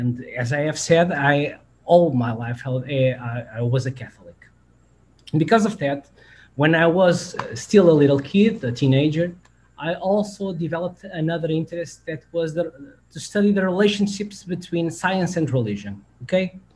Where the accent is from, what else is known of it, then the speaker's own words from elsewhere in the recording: Portugal; I'm from Portugal.